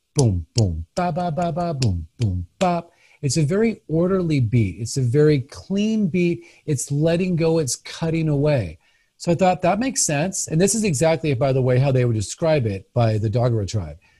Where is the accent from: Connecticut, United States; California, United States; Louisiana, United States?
California, United States; Los Angeles; moved away as an adult; also born or lived in San Francisco / Santa Barbara / Flagstaff; now in Salem, United States; I grew up in Los Angeles. I was born in Hollywood, actually